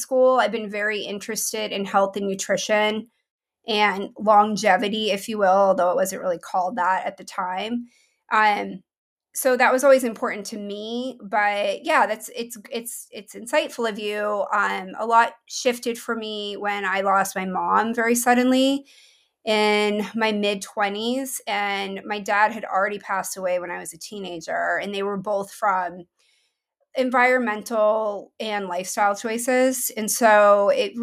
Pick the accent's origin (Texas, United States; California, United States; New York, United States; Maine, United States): Maine, United States; moved away as an adult; also born or lived in Boston; now in Portland, United States; I grew up in Maine. Mm-hmm. That's actually where I'm from